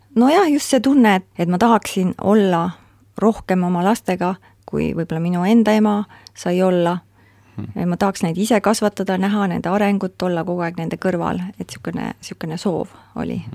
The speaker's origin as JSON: {"language": "Estonian", "region": "Pärnu County", "country": "Estonia", "tie": "born or raised there", "also_born_or_lived": "Tartu", "said": "kolisime Pärnumaale Suiku, minu isa vanemate koju ja seal me siis elasime, kuni mina sain kaheksa-aastaseks, siis kolisime edasi Pärnusse"}